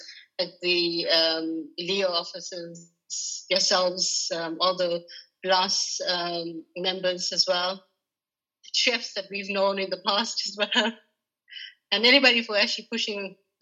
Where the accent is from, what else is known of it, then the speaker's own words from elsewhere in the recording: South Africa; because we are, I'm South African, we've done quite a few South African gatherings here in the north, here in the, Ireland and in the north.